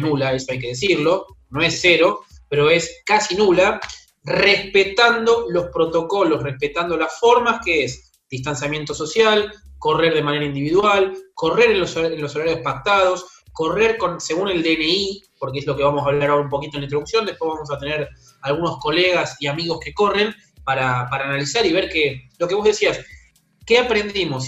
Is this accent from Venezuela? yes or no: no; Avellaneda, Buenos Aires Province, Argentina; yo soy de Avellaneda